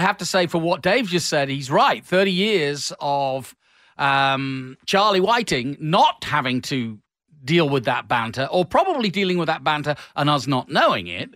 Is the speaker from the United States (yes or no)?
no; England, United Kingdom; the Englishman uh, in me